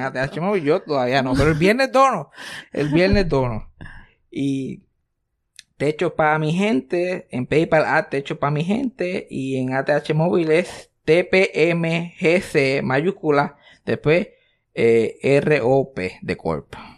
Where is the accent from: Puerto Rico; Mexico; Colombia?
Puerto Rico; moved away; el sitio donde naciste y te criaste y está toda tu familia allí